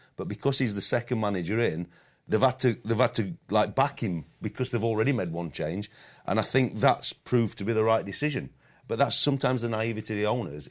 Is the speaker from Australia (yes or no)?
no; United Kingdom; we as English and British managers, coaches